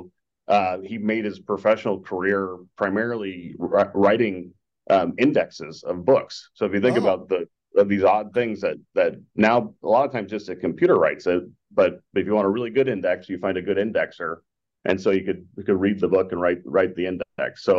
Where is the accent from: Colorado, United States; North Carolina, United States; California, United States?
Colorado, United States; Boulder; moved away as an adult; now in Scottsdale, United States; I grew up in Colorado, where you're just mentioning. So I grew up in a little town called Boulder, Colorado